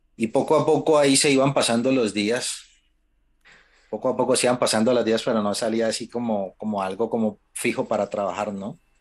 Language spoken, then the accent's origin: Spanish; Colombia; moved away as an adult; nosotros somos colombianos